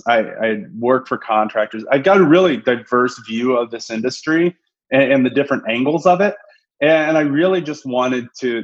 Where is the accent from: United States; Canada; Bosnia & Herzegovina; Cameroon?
United States; Indianapolis, Indiana; moved away as an adult; I'm originally from Indiana, the Indianapolis, greater India area